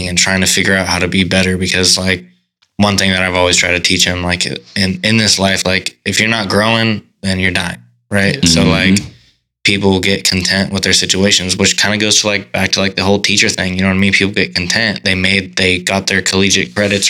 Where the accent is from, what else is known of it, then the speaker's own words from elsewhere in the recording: Humboldt, California, United States; we're from Humboldt, we're not